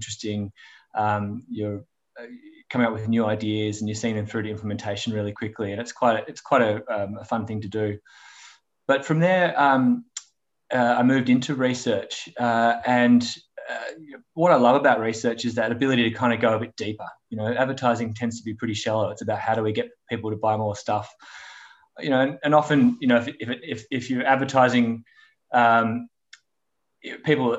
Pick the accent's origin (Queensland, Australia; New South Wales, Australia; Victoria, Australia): Victoria, Australia; Melbourne; I'm a Melbourne boy. Yeah, grew up in Melbourne. Lived here my whole life.